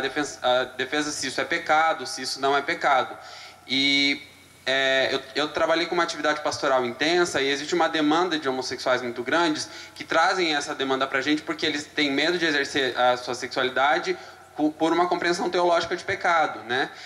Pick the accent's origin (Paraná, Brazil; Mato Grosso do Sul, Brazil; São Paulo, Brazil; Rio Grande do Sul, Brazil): Paraná, Brazil; Curitiba; eu sou de Curitiba